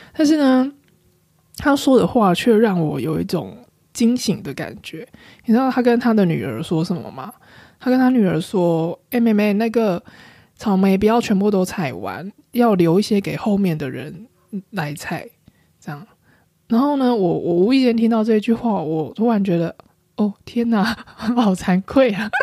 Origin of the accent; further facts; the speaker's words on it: Taiwan; 我从台湾来啊